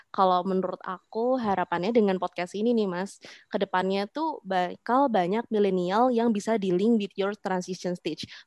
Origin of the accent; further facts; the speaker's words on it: Semarang, Central Java, Indonesia; also born or lived in Magelang; aku berasal dari kota kecil, aku dari Magelang, tapi uh, aku hidup besar di Semarang kayak gitu.